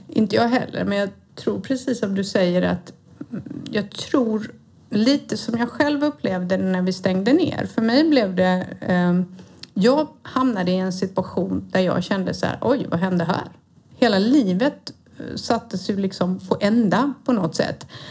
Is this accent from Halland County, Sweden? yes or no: yes; Halmstad, Halland County, Sweden; moved away; så jag är alltså från Halmstad. Född och uppvuxen i denna vackra lilla kuststad.